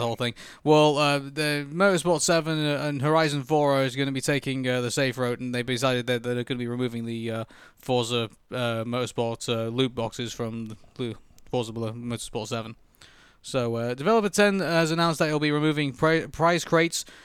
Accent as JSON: {"language": "English", "town": "Preston", "region": "North West England", "country": "United Kingdom", "moved": "yes", "lives_now": "Manchester, United Kingdom", "said": "we're adopted Mancunians. You know, I come from Preston and I come here from, from Manchester"}